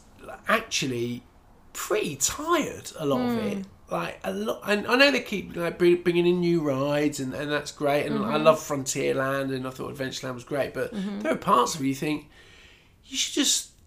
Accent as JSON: {"language": "English", "country": "United Kingdom", "tie": "born or raised there", "moved": "yes", "lives_now": "New York, United States", "said": "British theme parks yeah. that I grew up going"}